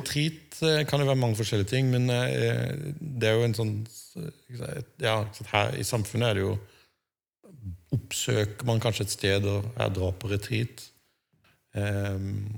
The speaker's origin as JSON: {"language": "Norwegian", "town": "Birkeland", "region": "Agder", "country": "Norway", "tie": "born or raised there", "accent": "Sørlandet dialect with uvular r (skarre-r)", "said": "Jeg er oppvokst på Sørlandet, sånn, i bedehusmiljøet"}